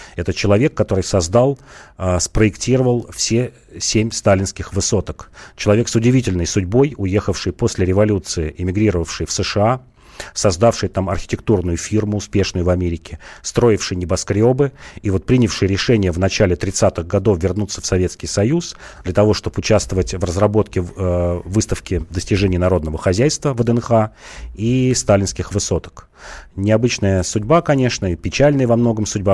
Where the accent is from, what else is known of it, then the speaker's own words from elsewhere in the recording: Moscow, Russia; я москвич, и нам, и мы тут многие москвичи